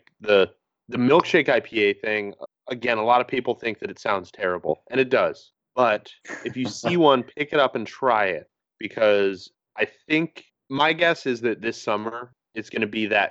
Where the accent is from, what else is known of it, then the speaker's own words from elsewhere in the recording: East Coast, United States; growing up on the East Coast, like, going to New York City